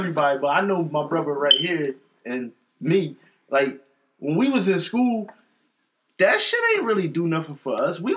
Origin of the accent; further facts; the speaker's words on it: Philadelphia, Pennsylvania, United States; I'm from North Philly